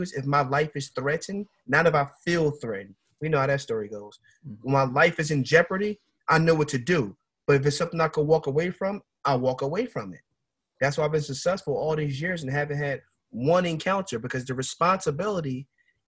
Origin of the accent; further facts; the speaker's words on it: Philadelphia, Pennsylvania, United States; Where I grew up in North Philadelphia